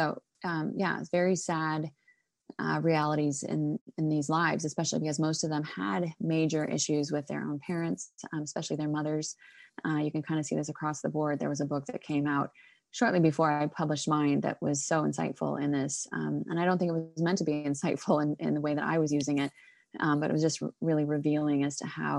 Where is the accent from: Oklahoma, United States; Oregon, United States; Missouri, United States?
Oregon, United States; But I grew up in Oregon, actually, very liberal state.